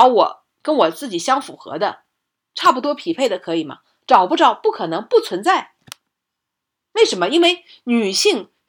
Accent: China; 即使是我们中国人

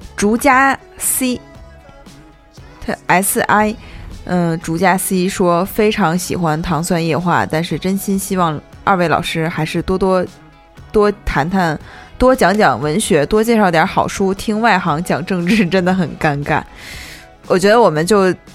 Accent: Northeast China, China; 因为我是个东北人嘛

